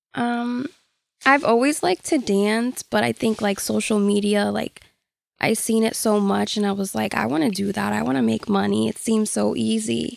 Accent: Hartford, Connecticut, United States; I'm from Hartford

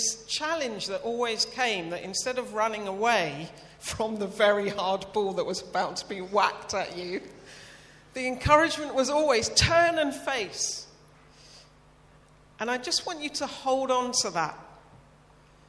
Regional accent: United Kingdom; being the Brit in a room full of Americans

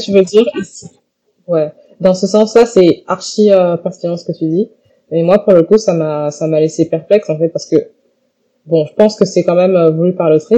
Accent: Guadeloupe; je suis Guadeloupéenne

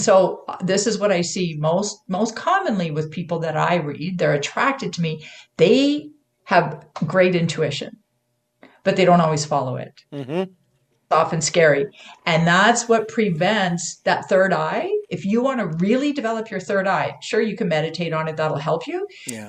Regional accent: Canada; now in United States; I'm a Canadian. I'm I am living in the U.S., but I'm a Canadian.

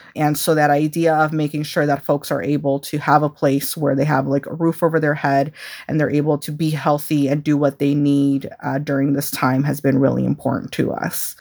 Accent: Chicago, Illinois, United States; growing up in Chicago

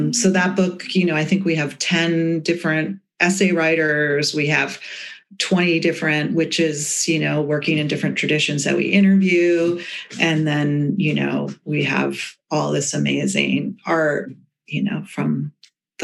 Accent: the Berkshires, Western Massachusetts, United States; also born or lived in Boston; I grew up in Western Massachusetts in the Berkshires

